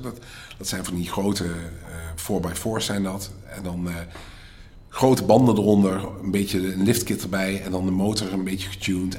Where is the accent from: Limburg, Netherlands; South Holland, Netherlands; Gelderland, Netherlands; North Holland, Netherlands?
Limburg, Netherlands; Stein; moved away as an adult; also born or lived in Delft / Ireland / Dubai; now in Riyadh, Saudi Arabia; ik kom zelf uit Stijn, uit Zuid-Limburg.